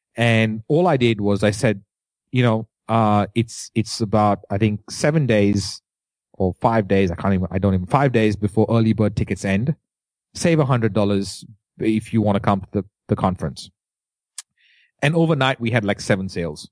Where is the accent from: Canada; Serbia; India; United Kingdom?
India; accent: Indian; As an Indian, uh, with an accent